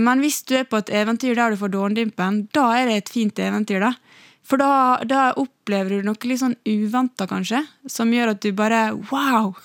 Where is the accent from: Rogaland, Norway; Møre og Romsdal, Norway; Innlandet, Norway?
Møre og Romsdal, Norway; Ålesund; accent: Ålesund dialect; jeg har beholdt Ålesundsdialekten eh, min så bra.